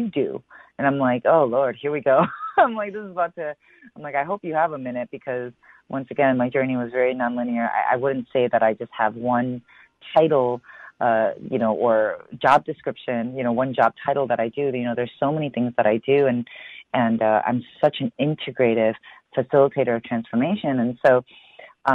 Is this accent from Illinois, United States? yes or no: yes; Chicago, Illinois, United States; I was born and raised in Chicago